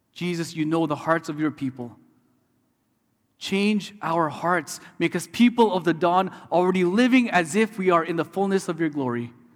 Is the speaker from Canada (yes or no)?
yes; Canada; also born or lived in Detroit, Michigan; as a Canadian studying in the U S